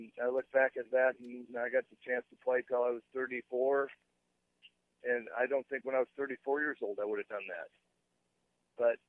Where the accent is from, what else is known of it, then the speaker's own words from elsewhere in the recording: Nebraska, United States; moved away as an adult; I grew up in Nebraska